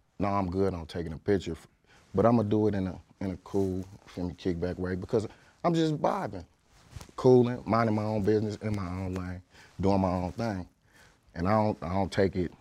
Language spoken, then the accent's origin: English; Atlanta, Georgia, United States; Atlanta. Bankhead, baby